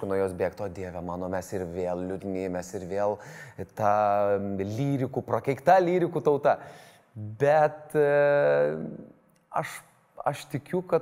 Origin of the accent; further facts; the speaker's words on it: Lithuania; suprasti, apie ką mes lietuviai vis tik esame. O mes esame apie, mūsų tauta yra keliautojai, mūsų e, tauta yra eksploreriai